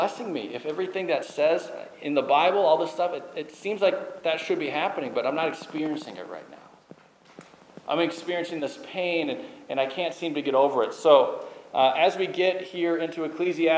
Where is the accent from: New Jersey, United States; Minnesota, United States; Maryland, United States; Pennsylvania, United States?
Minnesota, United States; I grew up in Minnesota.